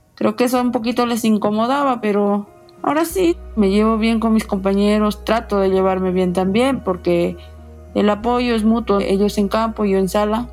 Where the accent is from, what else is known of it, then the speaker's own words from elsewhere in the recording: Hualgayoc, Cajamarca, Peru; mi pueblo, mi pueblo es chico, Hualgayoc, nos conocemos